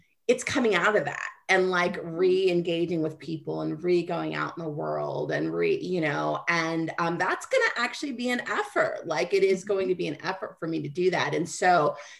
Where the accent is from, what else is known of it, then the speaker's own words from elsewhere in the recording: Kansas, United States; Kansas. No, where are you originally from? Kansas